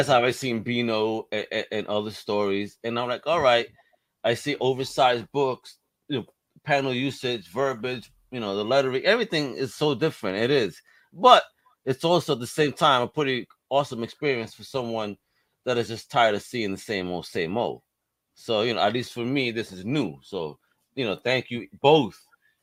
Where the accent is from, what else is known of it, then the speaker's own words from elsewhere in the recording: United States; as an American